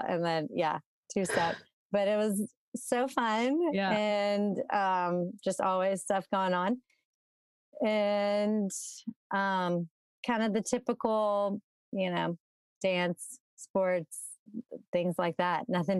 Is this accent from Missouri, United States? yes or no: no; Baton Rouge, Louisiana, United States; moved away as an adult; also born or lived in Austin, Texas; now in Jackson, Mississippi, United States; So I grew up in Baton Rouge, Louisiana, not far from Jackson, where my husband's from. Grew up in Baton Rouge, stayed there until college, and I went to UT, University of Texas in Austin, for college. Louisiana girl.